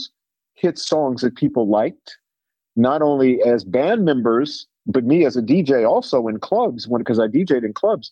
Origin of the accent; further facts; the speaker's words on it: Minneapolis, Minnesota, United States; growing up in Minneapolis